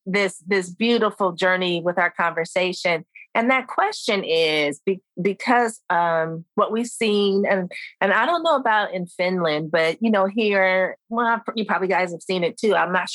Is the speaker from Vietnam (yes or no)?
yes; Vietnam; when I was growing up in Vietnam, we were hearing it. We only had 4 or 5 channels at that time, but we were hearing it on the radio if your parents had it on or something like that.